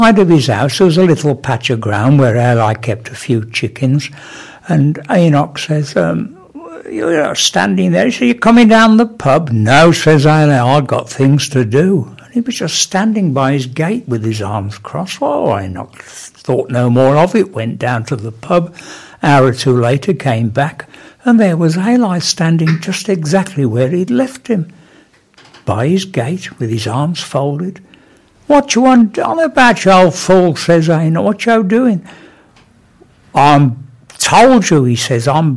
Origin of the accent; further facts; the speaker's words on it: Smethwick, West Midlands, United Kingdom; I'm originally from Smethwick. I do try not to boast about it, but Smethwick is really a sort of buffer state between Birmingham and the real black country. But it does mean I was brought up with a good knowledge of the black country attitude